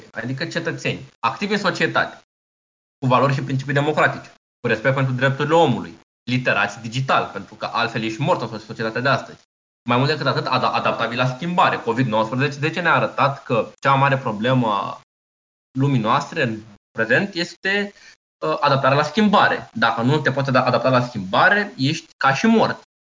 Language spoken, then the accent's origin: Romanian; Romania